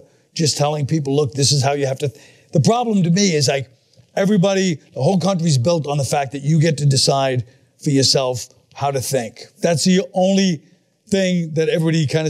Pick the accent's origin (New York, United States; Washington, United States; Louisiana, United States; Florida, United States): New York, United States; New York City; also born or lived in Manhattan, New York / Astoria, Queens; I grew up in Flatbush, then Park Slope, then Bensonhurst